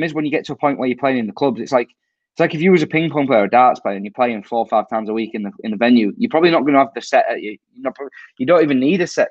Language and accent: English; Hull, Yorkshire and the Humber, United Kingdom; I'm from Hull